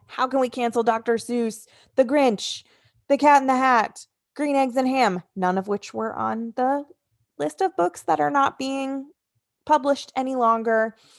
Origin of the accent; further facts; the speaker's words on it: New Jersey, United States; New Jersey. Welcome, my home state.